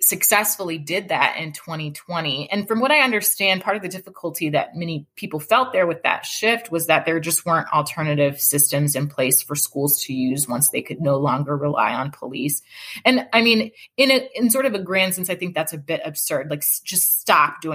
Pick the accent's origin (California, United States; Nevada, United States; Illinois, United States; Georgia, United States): Georgia, United States; Atlanta; moved away as an adult; I grew up in Atlanta. And I left Georgia for college and law school